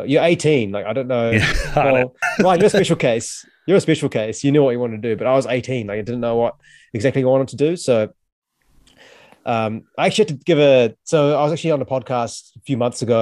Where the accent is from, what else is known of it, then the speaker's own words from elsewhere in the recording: New Zealand; I was born in New Zealand, but with Sri Lankan heritage.